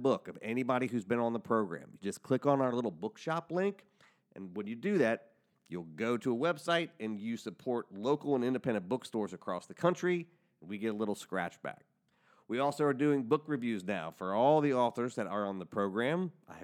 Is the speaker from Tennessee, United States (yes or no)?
no; Cincinnati, Ohio, United States; we're both from Cincinnati